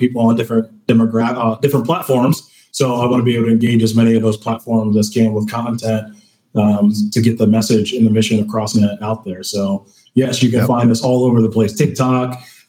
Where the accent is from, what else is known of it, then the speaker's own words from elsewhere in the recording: Baltimore, Maryland, United States; moved away as an adult; now in Lancaster, United States; I'm a transplant as well. I'm from Baltimore and have been here for about 6 years or so.